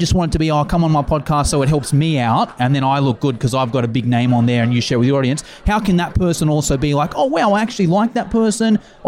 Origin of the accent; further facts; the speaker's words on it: Sydney, New South Wales, Australia; I'm from Sydney, Australia.